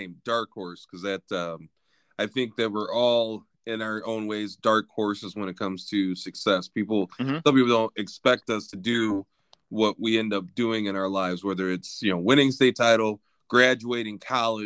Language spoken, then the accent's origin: English; Lansing, Michigan, United States; I grew up in the Lansing area